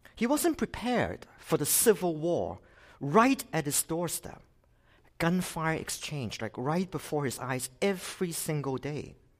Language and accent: English; Hong Kong; now in Canada; I came from Hong Kong originally. I've been in Canada for twenty-six years.